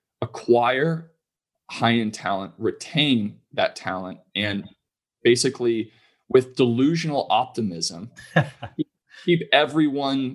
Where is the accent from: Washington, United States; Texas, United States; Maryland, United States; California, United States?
California, United States; I'm from California